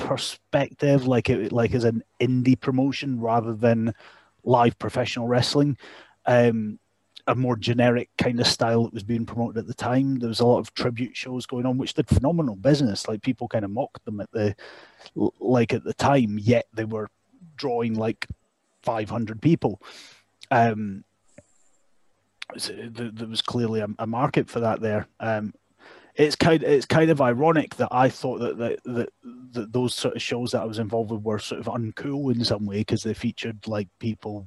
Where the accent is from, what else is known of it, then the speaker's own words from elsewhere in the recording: Dalgety Bay, Scotland, United Kingdom; also born or lived in Canada; Dalgety Bay, which was where I grew up